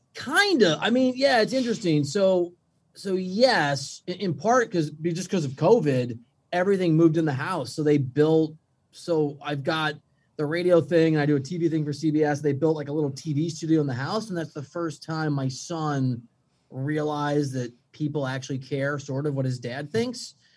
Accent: Iowa, United States; moved away as an adult; now in Manhattan Beach, United States; I'm from Iowa. I didn't see the ocean until I was 20.

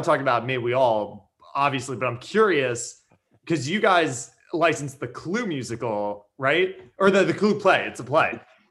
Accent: New York, United States; I grew up in New York seeing musical theater.

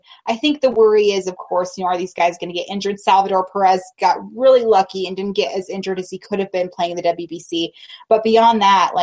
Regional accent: Reno, Nevada, United States; I was raised in Reno

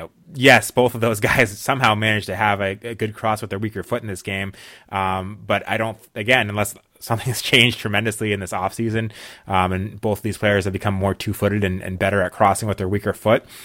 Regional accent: New England, United States; Well, I am from New England

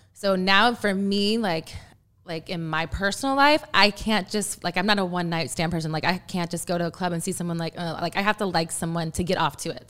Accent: Texas, United States; I'm from Texas

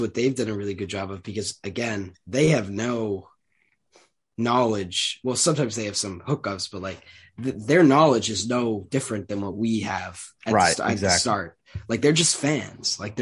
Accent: Norton, Massachusetts, United States; I'm from Massachusetts. So Norton.

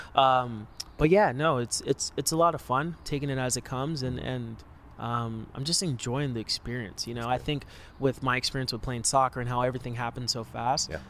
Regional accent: Los Angeles, California, United States; I grew up like in the Hollywood area around there in Koreatown

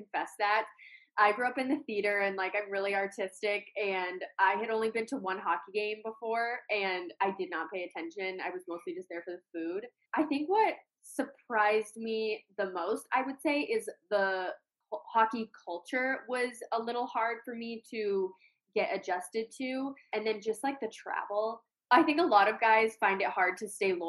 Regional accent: Colorado, United States; moved away as an adult; now in Connecticut, United States; I'm from Colorado, and that's where I met my fiance

